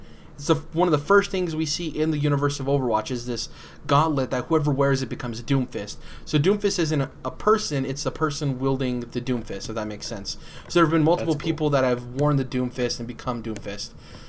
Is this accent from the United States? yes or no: yes; Michigan, United States; I like stuff that says Michigan on it because I'm from Michigan, and I love to support the state I'm from